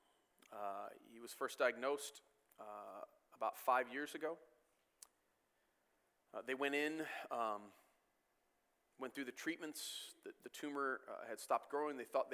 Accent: Michigan, United States; I grew up in the States my entire life.

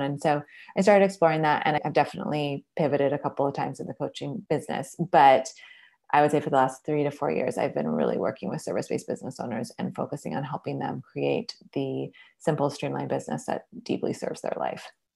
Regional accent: Seattle, Washington, United States; now in Portland, United States; I'm originally from Seattle, Washington. I've been living in Portland, Oregon for more than a decade, so that's home now

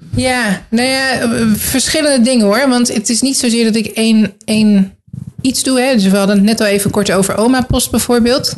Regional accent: The Hague, South Holland, Netherlands; also born or lived in Groningen; now in Gouda, Netherlands; ik uit Den Haag kom

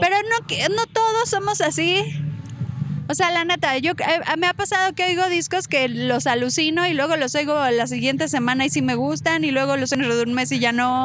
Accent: Tlalnepantla, State of Mexico, Mexico; also born or lived in Veracruz; yo crecí en Tlane

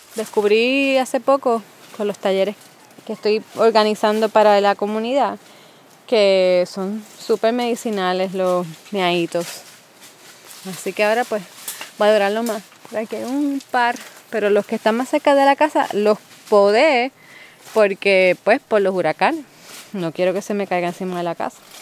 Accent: San Juan, Puerto Rico; also born or lived in Ann Arbor, Michigan / Mexico; now in Ponce, Puerto Rico; yo me fui de San Juan, yo me vine al sur y eso ha cambiado también mi perspectiva de todo lo que tenía que ver con ser puertorriqueña

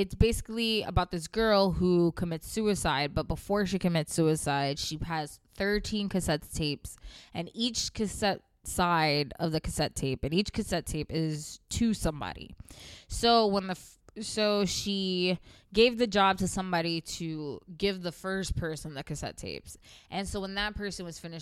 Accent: the South, United States; now in New York, United States; I moved far away from the South because it was boring to me as an adolescent

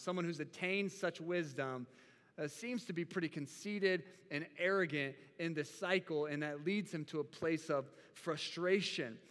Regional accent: United States; as American Christians

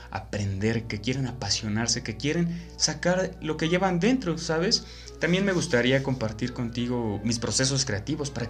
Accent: Mexico; bueno, yo soy de México y mi sociedad lee muy poquito, la verdad.

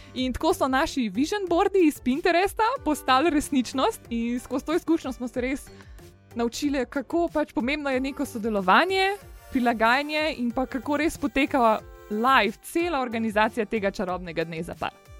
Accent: Medvode, Slovenia; sem drugače iz Medvod in sem stara 23 let

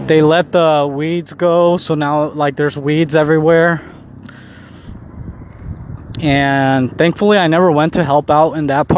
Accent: Mexico; I'm Mexican. And I was born in Mexico.

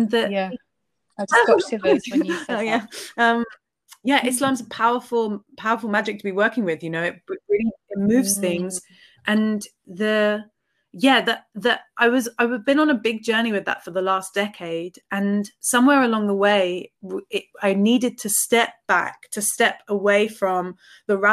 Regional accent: Reading, South East England, United Kingdom; I grew up in Reading

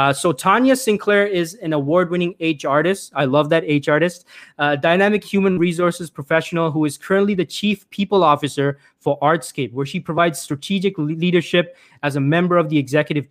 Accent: Toronto, Ontario, Canada; born or raised there

